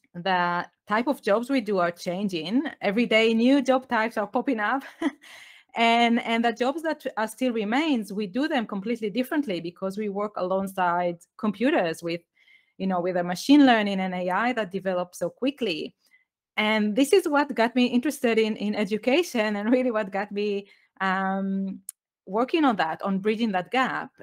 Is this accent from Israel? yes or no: yes; Israel; English is a second language; moved away as an adult; also born or lived in United Kingdom; I was born in Israel. I grew up there